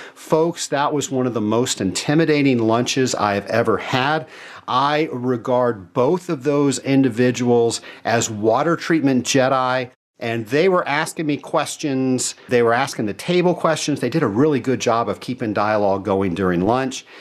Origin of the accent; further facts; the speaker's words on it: Atlanta, Georgia, United States; I'm from Atlanta, Georgia